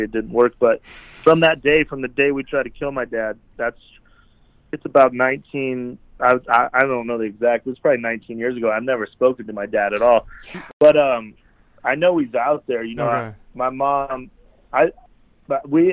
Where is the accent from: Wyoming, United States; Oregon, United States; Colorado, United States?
Wyoming, United States; Cheyenne; moved away as an adult; also born or lived in Las Vegas; growing up in Wyoming